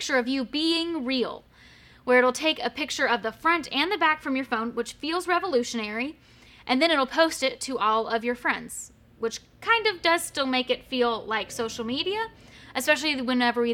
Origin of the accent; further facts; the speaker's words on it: Murfreesboro, Tennessee, United States; moved away as an adult; also born or lived in Knoxville, Tennessee; now in Blount County, United States; I grew up in Murfreesboro, Tennessee, went to Knoxville for school, and then decided to stick around